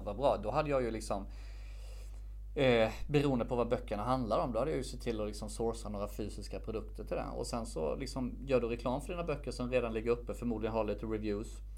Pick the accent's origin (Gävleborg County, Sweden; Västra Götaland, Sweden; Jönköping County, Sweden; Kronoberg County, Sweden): Jönköping County, Sweden; Värnamo; moved away as an adult; also born or lived in Stockholm; now in Värnamo, Sweden; valde jag att flytta hem från Stockholm till min hemstad Värnamo